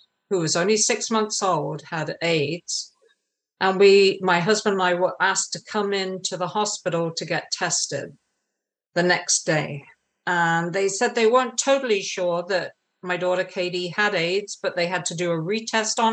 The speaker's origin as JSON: {"language": "English", "region": "England", "country": "United Kingdom", "tie": "born or raised there", "said": "I grew up in England, as you can maybe tell from my accent."}